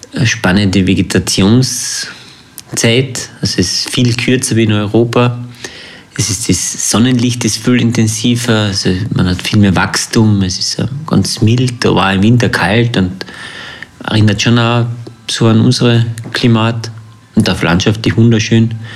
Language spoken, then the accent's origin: German; Längsee, Carinthia, Austria; also born or lived in New Zealand; Ich bin da aufgewachsen am Längsee und bin dann in die Welt raus.